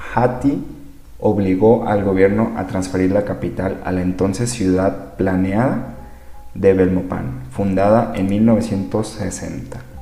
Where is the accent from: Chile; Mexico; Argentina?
Mexico; Sinaloa; now in Guadalajara, Mexico; Yo soy nacido en Sinaloa, México